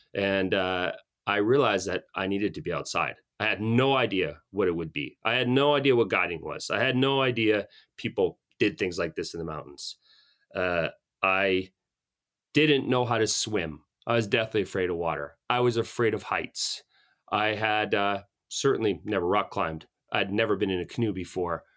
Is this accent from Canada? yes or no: yes; Calgary, Alberta, Canada; now in Canmore, Canada; I grew up in Calgary, uh, French Canadian family